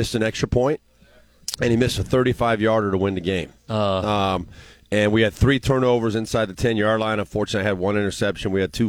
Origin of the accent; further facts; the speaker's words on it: Southern California, United States; moved away; I grew up in Southern California